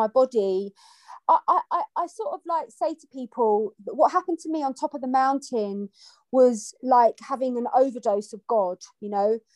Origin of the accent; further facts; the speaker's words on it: London, United Kingdom; I grew up in London, and I went to a Catholic school